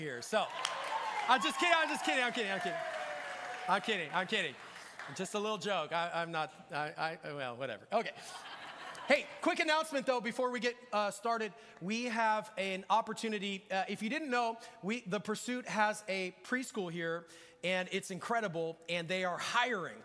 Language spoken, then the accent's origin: English; Marysville, Washington, United States; moved away as an adult; also born or lived in Las Vegas, Nevada; I grew up here in the Northwest, left Marysville in 1999. To move to Las Vegas to finish Bible college. And now I've been back for about a year